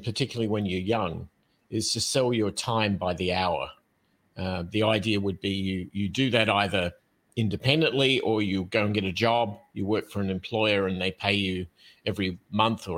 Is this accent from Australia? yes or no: yes; Australia; now in United States; in the United States, particularly where I live right now, I'm originally from Australia